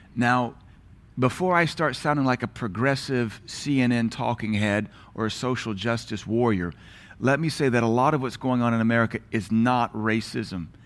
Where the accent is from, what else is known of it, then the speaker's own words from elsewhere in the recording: Knoxville, Tennessee, United States; moved away; also born or lived in Louisiana / Seattle; growing up in Knoxville